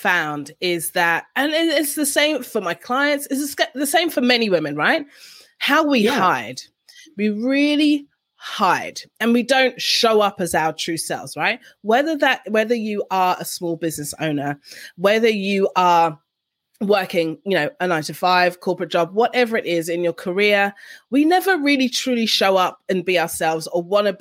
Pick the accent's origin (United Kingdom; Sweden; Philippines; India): United Kingdom; London; moved away as an adult; now in Canberra, Australia; I'm originally from London and I live in Canberra, Australia.